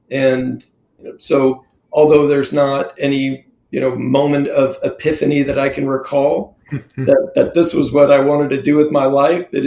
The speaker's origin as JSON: {"language": "English", "region": "California", "country": "United States", "tie": "born there", "also_born_or_lived": "Mississippi / Texas / Philippines / Oklahoma", "said": "I was born in Southern California and lived everywhere from Southern California to Mississippi and Texas, Philippines, the Northeast. Uh, went to school in Oklahoma, ended up there in high school"}